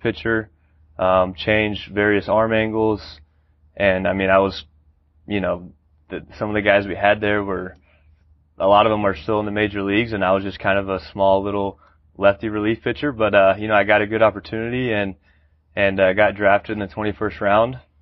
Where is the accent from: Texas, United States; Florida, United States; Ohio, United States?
Texas, United States; Georgetown; also born or lived in Austin, Texas; I was born in Austin, went to high school in Georgetown, Texas, just north of Austin